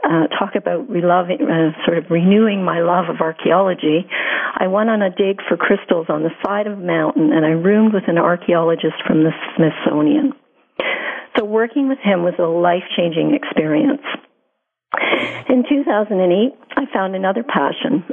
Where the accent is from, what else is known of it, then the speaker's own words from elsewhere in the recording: Montreal, Quebec, Canada; I grew up on the West Island of Montreal